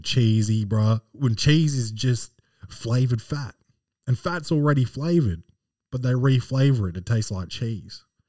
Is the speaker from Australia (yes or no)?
yes; Australia; born or raised there